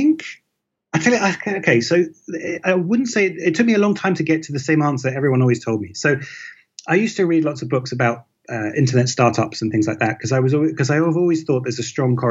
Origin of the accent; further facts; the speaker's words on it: United Kingdom; I'm British and I grew up in Britain.